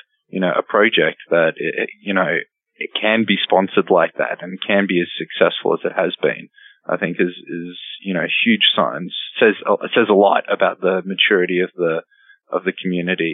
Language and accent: English; Brisbane, Queensland, Australia; moved away as an adult; I moved from Australia to here